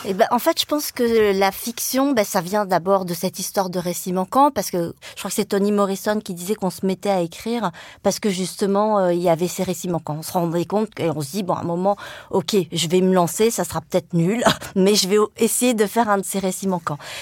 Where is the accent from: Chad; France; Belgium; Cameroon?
France; Le Mans, Pays de la Loire; first language Vietnamese; French is a second language; j'ai grandi au Mans, dans la Sarthe